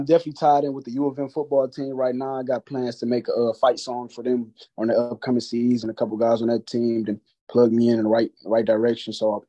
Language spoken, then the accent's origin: English; Detroit, Michigan, United States; And I'm coming from Detroit, you know what I'm saying?